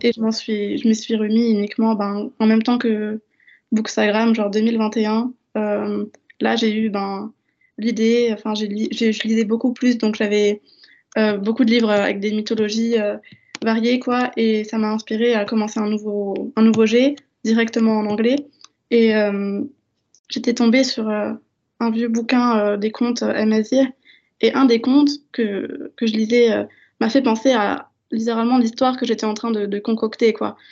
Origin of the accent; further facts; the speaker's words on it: Strasbourg, Grand Est, France; j'ai grandi ben, en France, à Strasbourg, et j'habite toujours avec ma mère